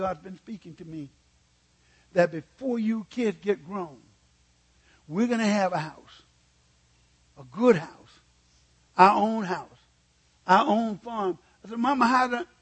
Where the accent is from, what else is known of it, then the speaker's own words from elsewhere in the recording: Mississippi, United States; moved away as an adult; now in California, United States; I was born and raised in Mississippi where we didn't have anything.